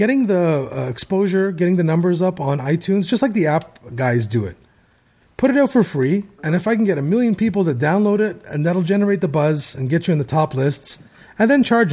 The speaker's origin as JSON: {"language": "English", "country": "Canada", "said": "being Canadian"}